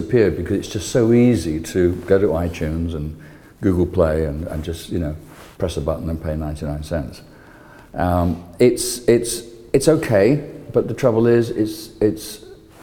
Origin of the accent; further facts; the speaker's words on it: London, United Kingdom; moved away as an adult; now in Clearwater, United States; I'm this British bearded emigre from from Britain, from London, principally. I'm here now in Clearwater.